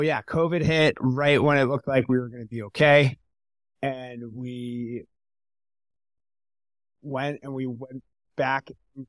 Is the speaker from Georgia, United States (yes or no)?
no; New York, United States; I'm from New York. I'm from America.